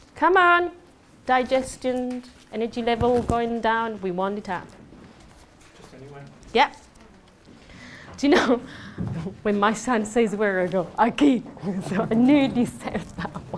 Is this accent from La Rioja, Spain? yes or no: no; Andalusia, Spain; English is a second language; moved away; I'm um, Spanish. I do have an accent